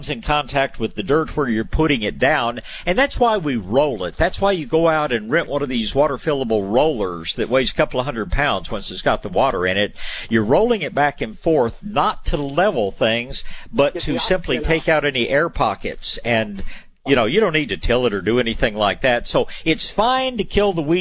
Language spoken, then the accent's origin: English; Tyler, Texas, United States; I was born in Tyler, Texas, where they grow world-class hydrangeas.